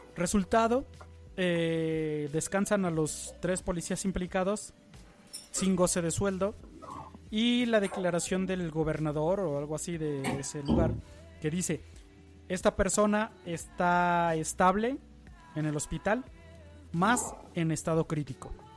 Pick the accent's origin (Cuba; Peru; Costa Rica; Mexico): Mexico; En México, que es uno de los países donde más brutalidad policíaca vivimos en el día a día